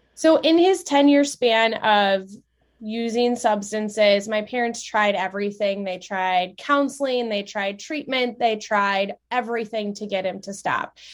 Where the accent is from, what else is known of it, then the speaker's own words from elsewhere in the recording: central Wisconsin, United States; I grew up in Wisconsin, um, central Wisconsin